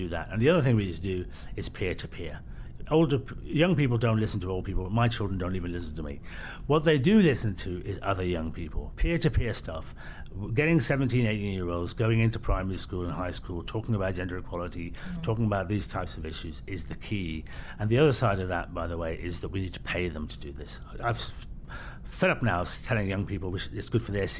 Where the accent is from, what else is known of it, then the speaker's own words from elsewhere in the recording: Birmingham, West Midlands, United Kingdom; I was born in Birmingham